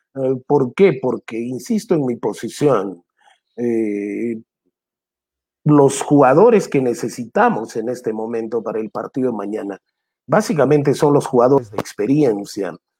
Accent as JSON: {"language": "Spanish", "region": "Arequipa", "country": "Peru", "said": "Yo soy arequipeño primero, pero eso no me quita que sea peruano."}